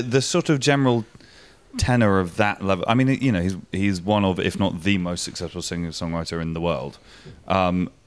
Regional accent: Winchester, South East England, United Kingdom; it was my hometown

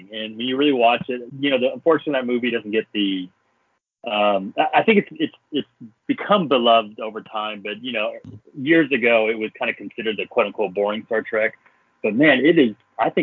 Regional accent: Dallas, Texas, United States; I grew up in Dallas, the Dallas, Texas area.

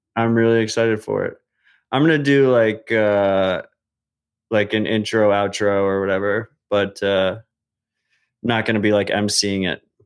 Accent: United States; as an American

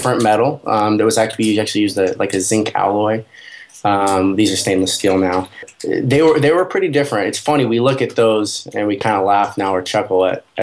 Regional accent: the Northwest, Pacific Northwest, United States; I'm from the Northwest in the United States

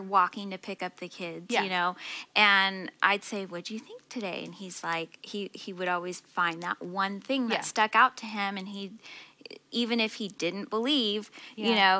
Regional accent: Visalia, California, United States; moved away as an adult; now in Fresno, United States; I was from Visalia. I worked in Fresno for about 8 years and always commuted, but then moved here when we got married.

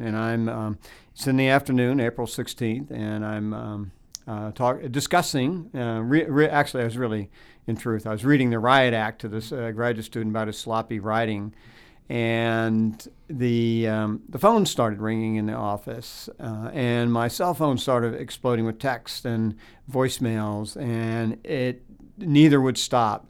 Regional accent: Tampa, Florida, United States; growing up on Tampa Bay

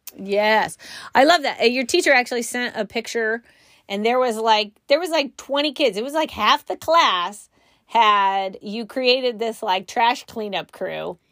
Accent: California, United States; moved away; also born or lived in Midwest; I grew up in California

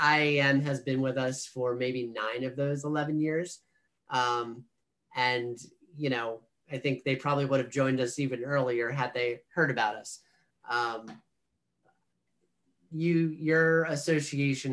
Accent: Monmouth County, New Jersey, United States; I'm from Monmouth County, New Jersey

